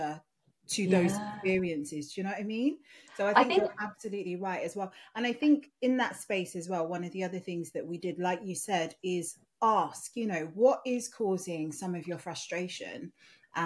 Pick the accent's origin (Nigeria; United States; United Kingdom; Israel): Nigeria; moved away; my Yoruba name, because I'm Nigerian originally